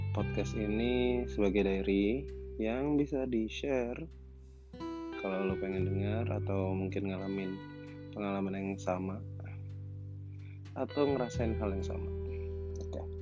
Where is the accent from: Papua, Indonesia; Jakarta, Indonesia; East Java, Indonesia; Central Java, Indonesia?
Jakarta, Indonesia; terus gue besar di Jakarta nggak pernah ke Palembang pulang kampungnya selalu ke Jawa